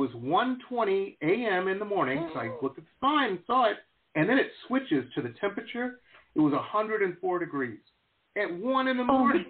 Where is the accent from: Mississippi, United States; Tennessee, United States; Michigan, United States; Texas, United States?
Michigan, United States; Detroit; now in Las Vegas, United States; I grew up in Detroit.